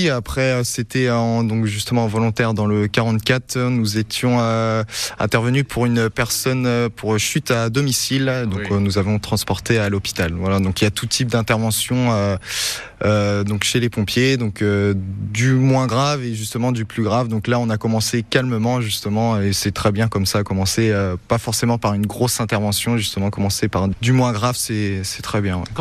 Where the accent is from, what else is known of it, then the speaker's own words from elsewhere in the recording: Pays de la Loire, France; moved away as an adult; now in Sarthe, France; D'où venez-vous euh, De la Loire-Atlantique